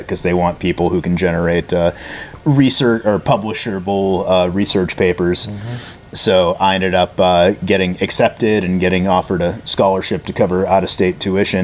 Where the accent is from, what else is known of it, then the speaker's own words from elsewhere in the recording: Connecticut, United States; moved away as an adult; also born or lived in Massachusetts; I started out in New England, so I grew up in Connecticut